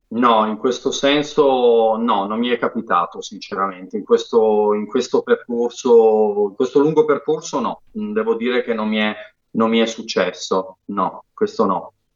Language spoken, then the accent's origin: Italian; Apulia, Italy; io come Bianca Guacero sono pugliese